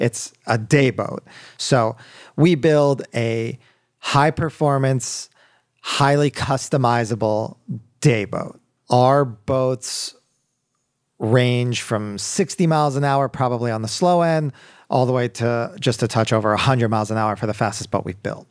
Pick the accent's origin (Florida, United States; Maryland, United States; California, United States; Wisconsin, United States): Maryland, United States; Baltimore; moved away as an adult; also born or lived in Wellesley, Massachusetts; now in Miami, United States; born and raised in Baltimore, Maryland. Uh, lived there till I was eighteen